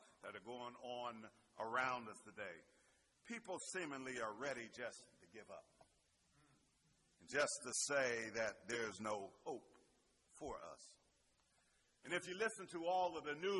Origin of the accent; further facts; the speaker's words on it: Pittsburgh, Pennsylvania, United States; accent: Pittsburgh; my little Pittsburgh accent